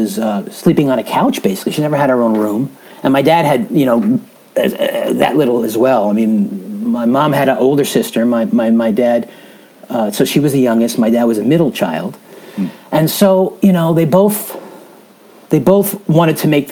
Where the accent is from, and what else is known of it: Willingboro, New Jersey, United States; born or raised there; also born or lived in Brooklyn, New York